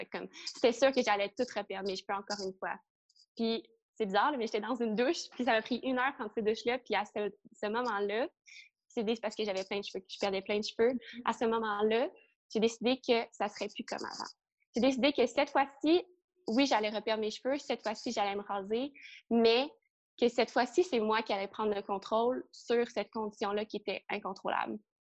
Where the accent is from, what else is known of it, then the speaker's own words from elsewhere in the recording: Trois-Rivières, Quebec, Canada; now in Montreal, Canada; j'ai grandi à Trois-Rivières